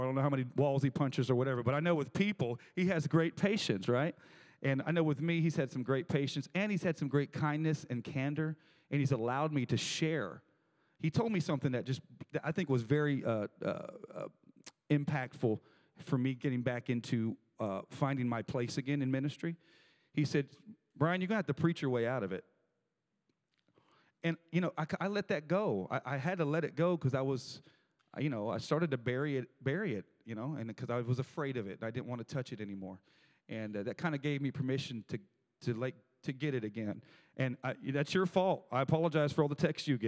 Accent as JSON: {"language": "English", "town": "Tampa", "region": "Florida", "country": "United States", "moved": "as an adult", "lives_now": "Tennessee, United States", "said": "I'm from Tampa, Florida"}